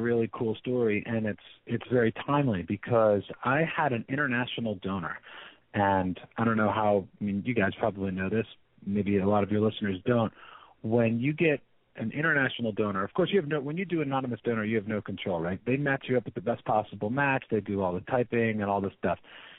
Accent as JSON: {"language": "English", "town": "San Francisco", "region": "California", "country": "United States", "said": "So he was fascinated by the fact that I'm from San Francisco."}